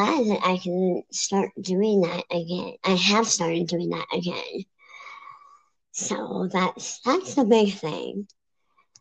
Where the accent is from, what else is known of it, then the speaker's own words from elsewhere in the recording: Maryland, United States; moved away as an adult; now in Pennsylvania, United States; So I was born and raised in Maryland. I moved to Pennsylvania about almost 2 years ago